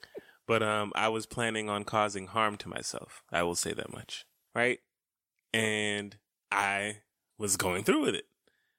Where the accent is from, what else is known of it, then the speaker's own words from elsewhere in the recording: Atlanta, Georgia, United States; Because we're from Atlanta. And growing up down here